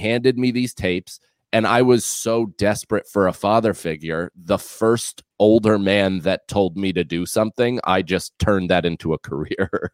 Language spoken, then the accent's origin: English; outside New York City, United States; moved away; I was born in New York City, I was raised outside of the city, but would constantly come in because my father was, uh, w, has, has worked in the city my entire life.